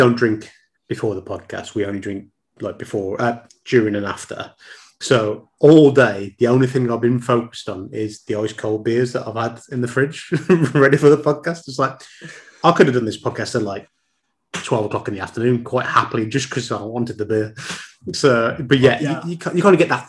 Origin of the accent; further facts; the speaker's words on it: Tipton, West Midlands, United Kingdom; I grew up in Tipton